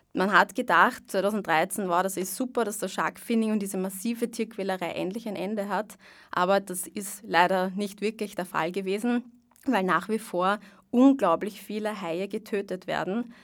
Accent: Vienna, Austria; ich bin aus Wien

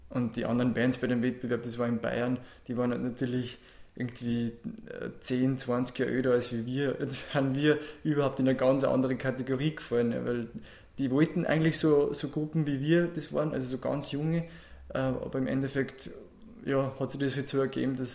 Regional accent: Andorf, Upper Austria, Austria; also born or lived in Ried im Innkreis; Also ursprünglich komme ich aus Andorf, ähm, das heißt Bezirk Scherding. und ähm, bin dort auch aufgewachsen auf dem Bauernhof von meinen Eltern.

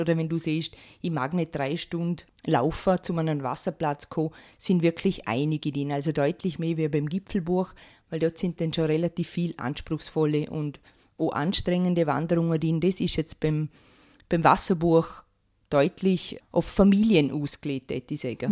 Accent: Rankweil, Vorarlberg, Austria; ich komme aus Rankwil bin verheiratet und zweifache Mama

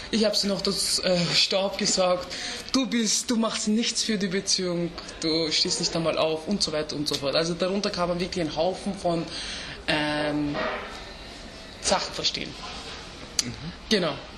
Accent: Vienna, Austria; first language Turkish; German is a second language; ich bin Österreicher mit türkischen Wurzeln

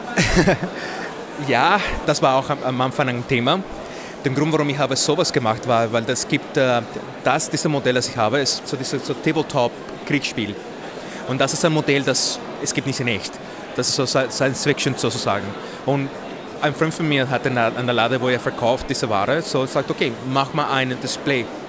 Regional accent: Mexico; German is a second language; moved away as an adult; now in Vienna, Austria; ich komme aus Mexiko. Ich habe seit zwölf Jahren nach Wien äh, gekommen

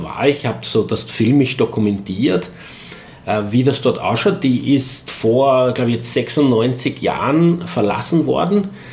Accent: Eastern Austria, Austria; hier bei uns in Ostösterreich

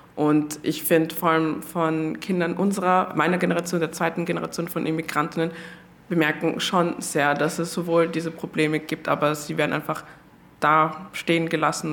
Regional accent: Austria; so wie ich halt aufgewachsen bin in Österreich

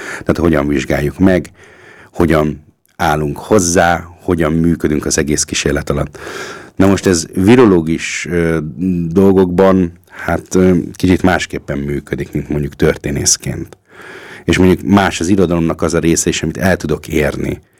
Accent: Hungary; now in Austria

